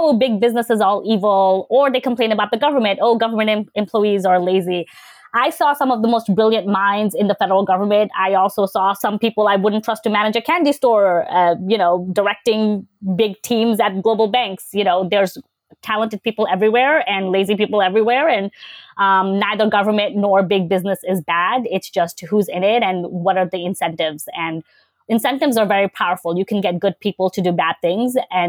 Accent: New York City, New York, United States; also born or lived in Bangladesh; I was born in Bangladesh and I moved to the States in 1998. So in the third grade, and I grew up in Queens

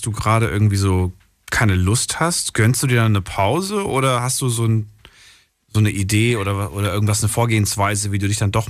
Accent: Wiesbaden, Hesse, Germany; Ich, ich komme aus Wiesbaden.

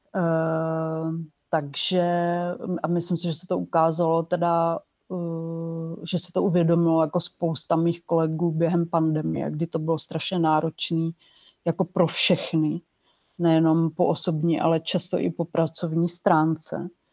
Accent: Czechia; also born or lived in Brno; já jsem novinářka, eh, z Česka

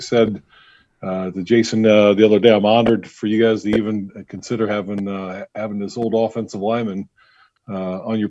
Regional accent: Auburn, Indiana, United States; I'm originally from Auburn, Indiana, a little town just north of Fort Wayne, kind of the northeast corner of Indiana

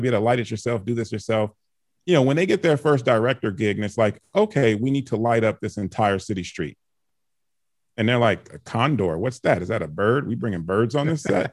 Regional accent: Chicago, Illinois, United States; also born or lived in Canada; I was born in Canada, um, grew up in Chicago

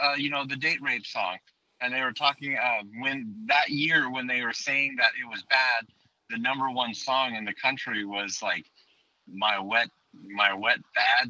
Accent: California, United States; moved away; I'm originally from California.

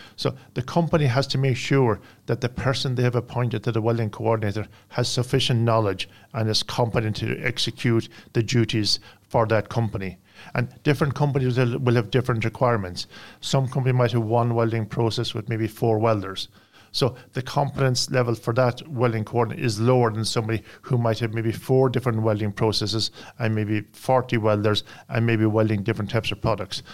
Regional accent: Ireland; I come from Ireland.

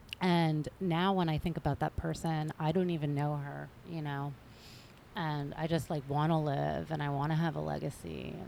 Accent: Jersey Shore, New Jersey, United States; I grew up on the Jersey Shore, and I loved going to the beach, even in the winter.

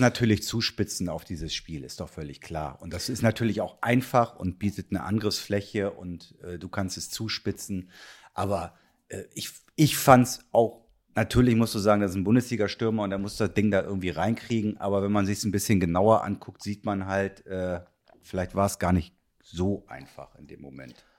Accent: Kiel, Schleswig-Holstein, Germany; als gebürtiger Kieler

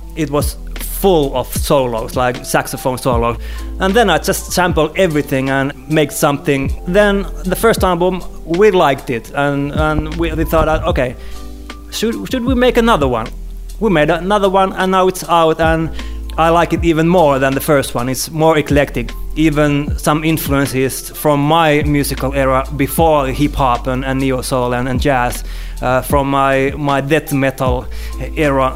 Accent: Helsinki, Uusimaa, Finland; here in, in my hometown.

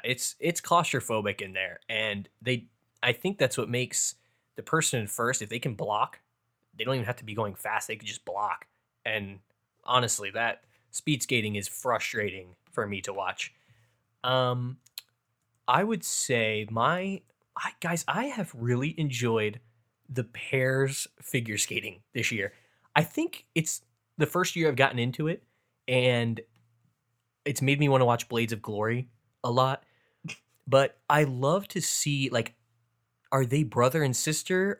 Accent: Orlando, Florida, United States; my hometown team, the Orlando Magic

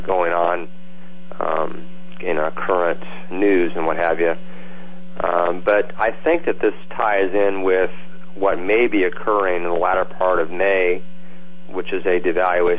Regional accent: California, United States; moved away; I grew up in California

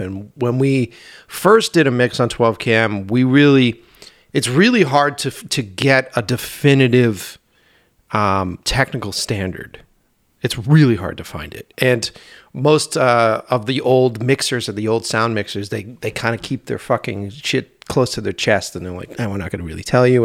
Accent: Boston, Massachusetts, United States; it was my hometown

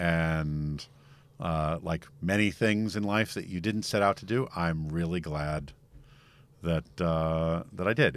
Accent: United States; I'm too American to happily live overseas

